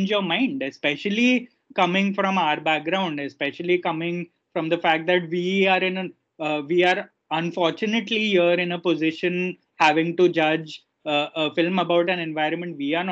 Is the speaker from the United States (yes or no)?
no; India; as an Indian